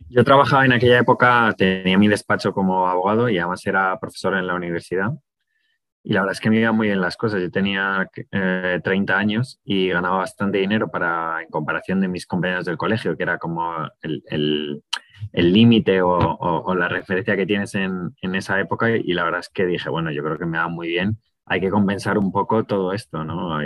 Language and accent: Spanish; Madrid, Community of Madrid, Spain; Mis padres no, porque mi padre es de Málaga, mi madre es de Ávila, y al final vinieron a estudiar a Madrid y, mis hermanos y yo nacimos en Madrid